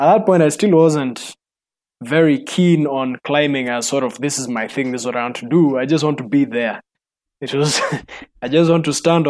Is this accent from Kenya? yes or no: yes; Rift Valley, Kenya; I grew up personally in the Rift Valley